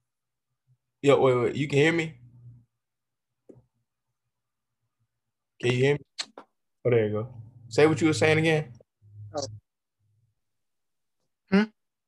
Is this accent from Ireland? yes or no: no; the South, United States; as a young kid, you know, growing up in the South